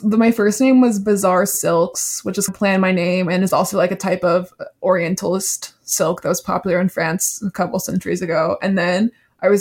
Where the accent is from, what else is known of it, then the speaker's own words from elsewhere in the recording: South Carolina, United States; I'm from South Carolina